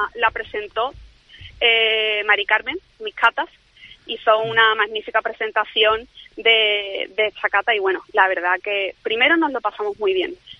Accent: Jerez de la Frontera, Andalusia, Spain; also born or lived in Seville; nos hemos ido a Jerez, la verdad que sí, eh, mi tierra, ¿no? Porque yo nací aquí

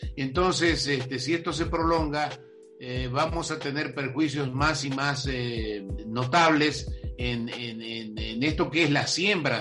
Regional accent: Argentina; now in Mexico; yo nací en Argentina, para los que no lo saben, y eh, vivía en un pueblo chico

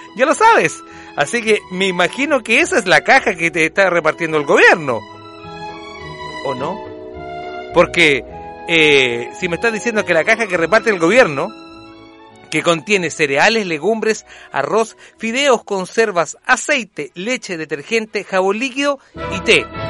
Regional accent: Chile; a nosotros también como, como chilenos

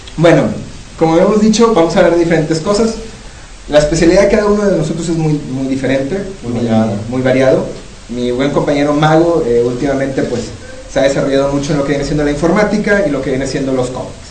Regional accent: Mexico; En México, eh, nosotros

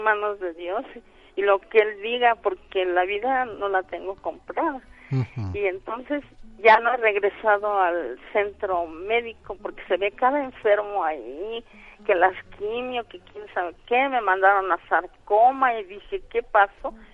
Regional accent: Real del Monte, Hidalgo, Mexico; moved away; yo soy de allá de Real del Monte Hidalgo

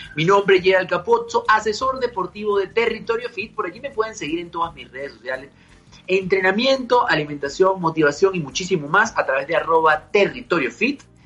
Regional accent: Venezuela; now in Mexico City, Mexico; siendo venezolano me estoy aquí en Ciudad de México

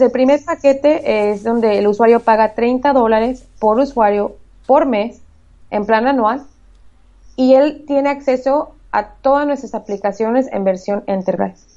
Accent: Michoacán, Mexico; moved away as an adult; now in United States; Yo soy originaria de Michoacán, México. Eh, bueno, me eduqué en México, toda mi carrera fue en México. Recientemente me vine a Estados Unidos

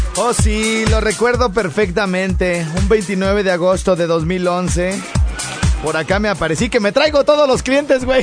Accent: Morelia, Michoacán, Mexico; moved away; yo soy de Morelia

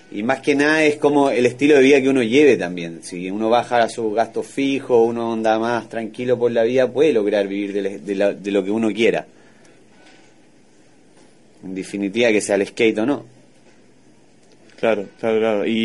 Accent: Santiago, Santiago Metropolitan Region, Chile; Yo soy de Santiago de Chile, la capital.

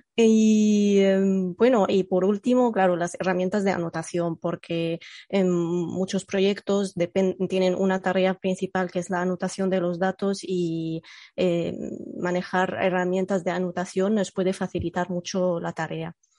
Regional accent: Egypt; first language Arabic; Spanish is a second language; moved away; yo soy eh, nativa de Egipto y mi lengua materna es el árabe

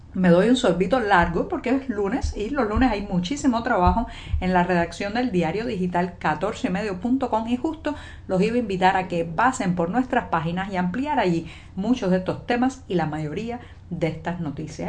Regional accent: Cuba; cubana, periodista, ciudadana

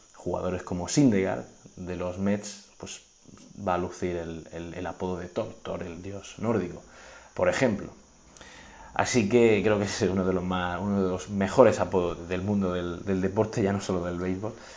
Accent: Region of Murcia, Spain; soy de Murcia

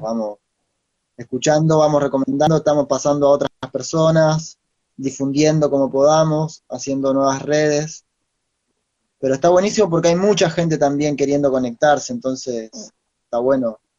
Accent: Entre Ríos, Argentina; moved away as an adult; now in La Plata, Argentina; nací en Entre Ríos

